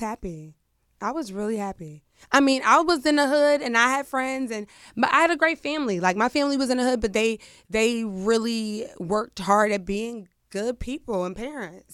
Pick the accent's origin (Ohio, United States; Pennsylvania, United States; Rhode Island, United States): Pennsylvania, United States; Pittsburgh; I'm from Pittsburgh